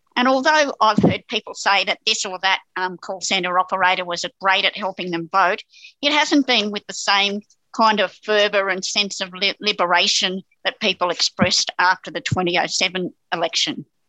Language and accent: English; New South Wales, Australia; I'm from New South Wales